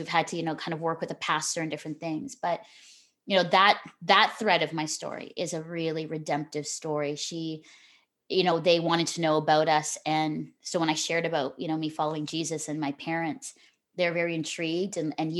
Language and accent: English; Philippines; also born or lived in Singapore; I think after I grew up in the Philippines and Singapore, and so my life was rich with diversity and, you know, multiculturalism and experiences. We traveled all over the world.